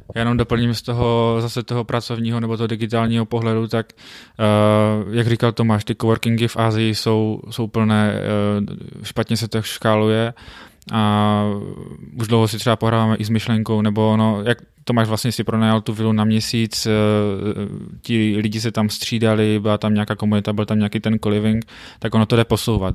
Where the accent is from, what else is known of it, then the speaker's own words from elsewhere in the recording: Frýdek-Místek, Moravian-Silesian Region, Czechia; pocházím z Fritku místku